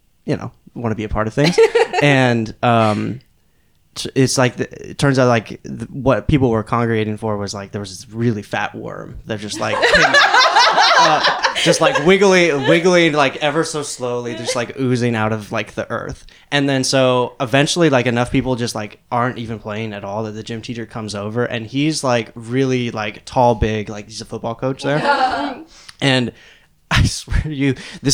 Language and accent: English; Seattle, Washington, United States; moved away; I grew up in Seattle